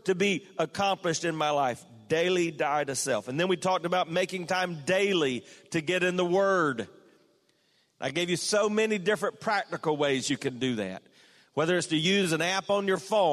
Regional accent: South Carolina, United States; moved away; from my home state, the Clemson Tigers are now the national champions

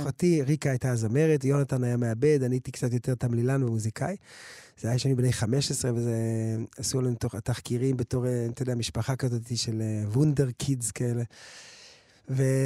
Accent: Jerusalem, Jerusalem District, Israel; also born or lived in United States; אנחנו גדל בנחלאות

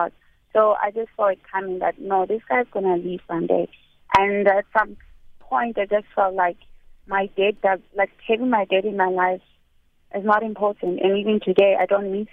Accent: South Africa; my husband is not a South African, and I'm South African

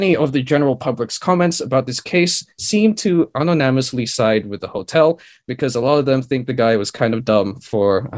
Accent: Philippines; I'm quite secure as a Filipino

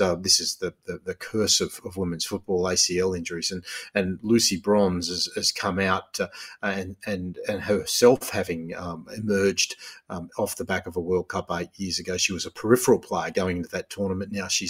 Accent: Australia; as a Australian football supporters

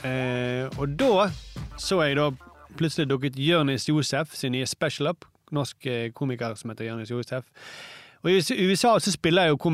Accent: Iran; now in Norway; Så sier jeg jeg er fra Iran.

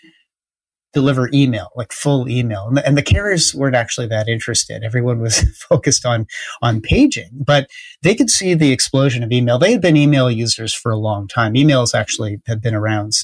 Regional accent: Canada; in Canada, we have like one tech company at a time that's a big deal

